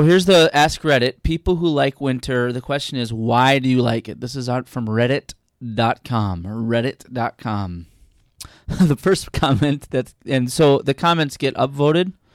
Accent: Minnesota, United States; as a Minnesotan

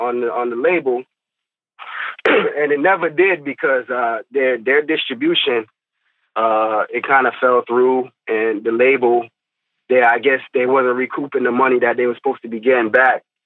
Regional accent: Fort Lauderdale, Florida, United States; also born or lived in Tallahassee, Florida; I'm from Lauderdale

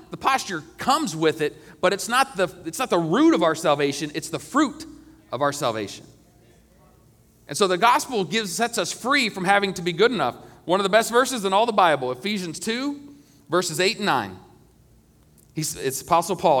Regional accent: United States; I love being an American, and I'm proud to be an American

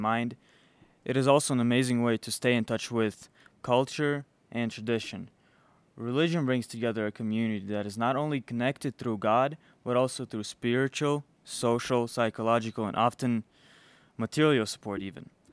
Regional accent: Chicago, Illinois, United States; also born or lived in Belarus; I was born in Belarus. Um, I came here. I grew up here though in in Chicago

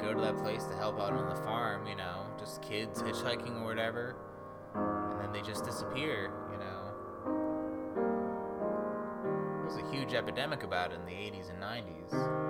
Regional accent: Wisconsin, United States; Telling them that I lived in, that I came from Wisconsin, and told them my story

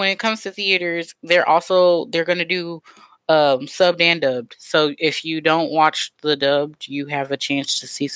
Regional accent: Kansas City, Missouri, United States; I am from Kansas City, home of the Chiefs

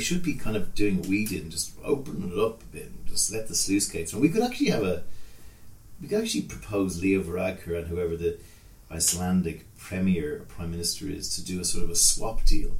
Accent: Ireland; we're Irish

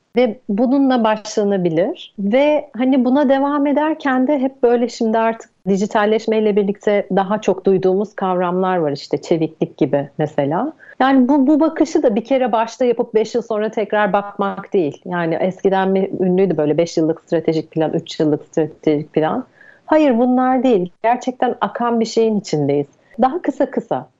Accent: Izmir, Turkey; moved away; also born or lived in Istanbul; İzmirliyim. Bornova Anadolu Lisesi'ni bitirdim

